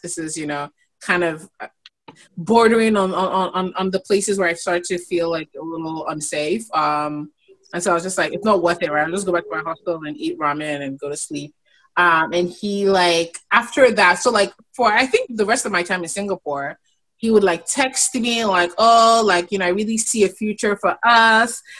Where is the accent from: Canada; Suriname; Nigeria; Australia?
Nigeria; as a Nigerian woman